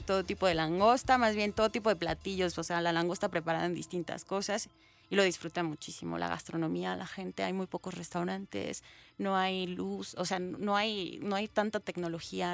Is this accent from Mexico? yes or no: yes; Mexico; como mexicanos